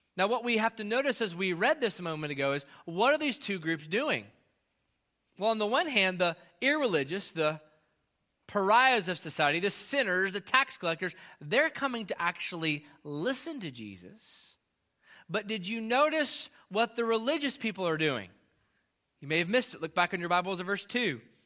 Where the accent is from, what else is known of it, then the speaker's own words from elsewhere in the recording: United States; as an American